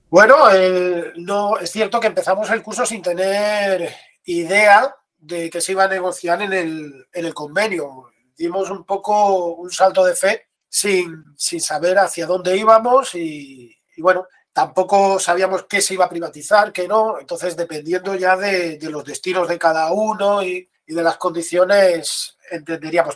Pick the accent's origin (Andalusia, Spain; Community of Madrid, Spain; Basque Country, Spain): Andalusia, Spain; Seville; also born or lived in A Coruña; yo soy de Sevilla y ahora por suerte estoy aquí